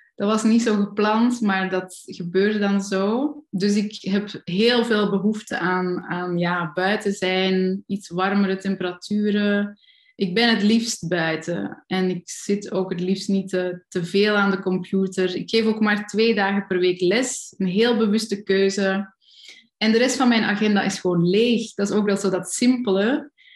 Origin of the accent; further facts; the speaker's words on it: Kalmthout, Flanders, Belgium; accent: Flemish; moved away; also born or lived in Germany; in de buurt van waar ik opgegroeid ben, dat is Kalmthout, zo in het noorden tegen de Nederlandse grens